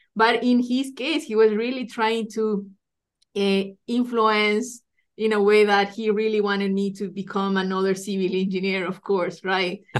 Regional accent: Ecuador; moved away as an adult; also born or lived in Iowa, United States; now in Lincoln, United States; I'm originally from Ecuador

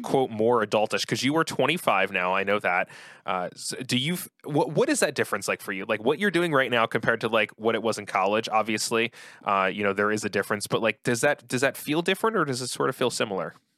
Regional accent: outside of Philadelphia, Pennsylvania, United States; I grew up outside of Philly

